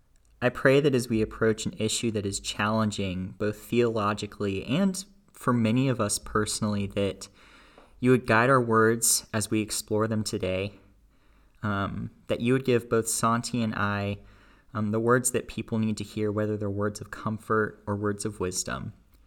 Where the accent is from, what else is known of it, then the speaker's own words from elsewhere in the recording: Flower Mound, Texas, United States; So I grew up in a little town outside of Dallas called Flower Mound, Texas. I was born and raised there